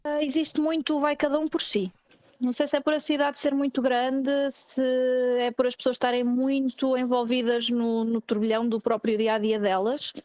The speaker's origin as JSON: {"language": "Portuguese", "town": "Viseu", "region": "Centro", "country": "Portugal", "also_born_or_lived": "Porto", "moved": "as an adult", "lives_now": "Barcelona, Spain", "said": "eu sou de Viseu, mas já estava a viver no Porto há algum tempo"}